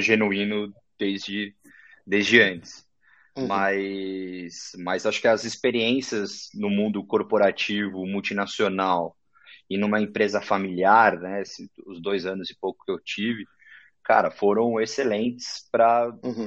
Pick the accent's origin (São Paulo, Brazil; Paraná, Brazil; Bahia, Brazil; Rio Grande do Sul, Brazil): São Paulo, Brazil; also born or lived in São José do Rio Preto; eu nasci, sou da zona norte de São Paulo, nasci lá no uhum. pé da Serra da Cantareira, perto do Horto Florestal. Fiquei uhum. lá, estudei desde moleque